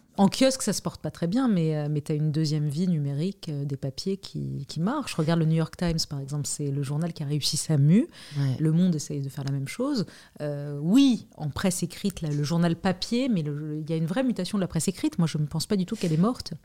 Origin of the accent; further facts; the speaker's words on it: Lebanon; now in France; je suis née au Liban